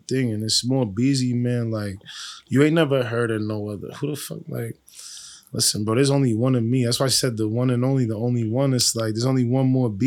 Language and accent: English; Boston, Massachusetts, United States; also born or lived in Dorchester, Boston; I'm from Boston. Like, I live in Dorchester, but I'm from East Boston